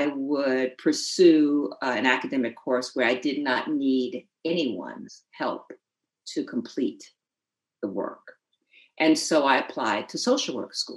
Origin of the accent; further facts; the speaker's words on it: New Haven, Connecticut, United States; I grew up in New Haven, Connecticut